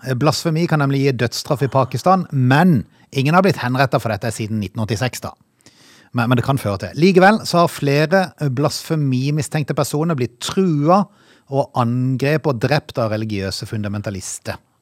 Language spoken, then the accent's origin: Norwegian; Norway; vi har vokst opp i Norge